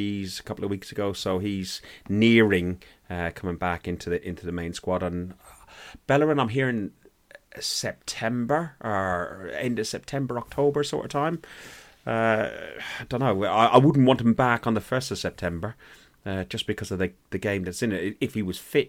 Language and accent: English; Ireland; I'm an Irishman